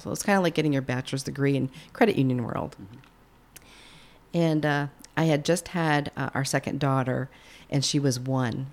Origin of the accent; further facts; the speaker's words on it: Plattsburgh, New York, United States; I was born and raised in Plattsburgh, New